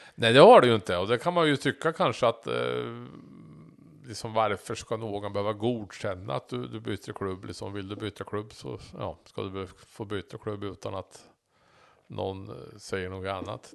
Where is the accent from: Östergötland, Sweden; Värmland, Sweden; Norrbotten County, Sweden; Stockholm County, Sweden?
Östergötland, Sweden; between Norrköping and Söderköping; Så jag är ju emellan Norrköping och Söderköping växte jag upp som barn